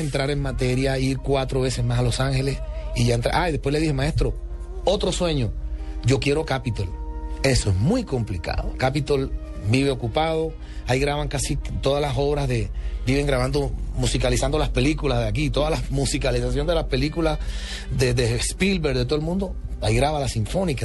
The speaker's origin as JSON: {"language": "Spanish", "region": "Caribbean Region", "country": "Colombia", "said": "soy el primer colombiano en la historia"}